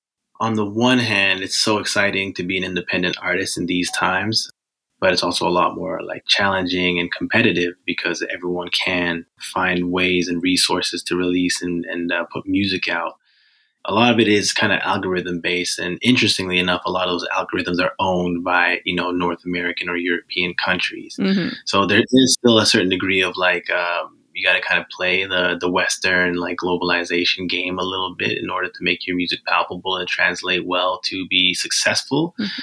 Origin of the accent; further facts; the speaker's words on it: Botswana; now in Vancouver, Canada; Yeah, I'm originally from Botswana. I moved to Canada in 2010.